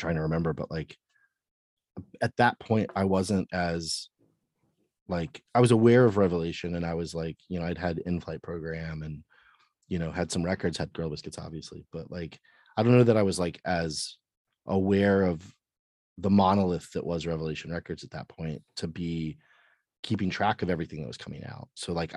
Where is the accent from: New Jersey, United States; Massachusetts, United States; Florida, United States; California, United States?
Florida, United States; Cape Coral; I grew up in Florida